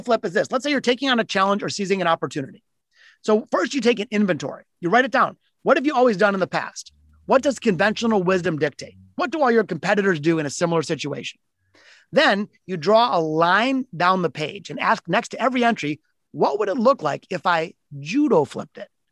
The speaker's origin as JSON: {"language": "English", "town": "Detroit", "region": "Michigan", "country": "United States", "tie": "born or raised there", "said": "my hometown of Detroit. I'm in Detroit, which is Motor City"}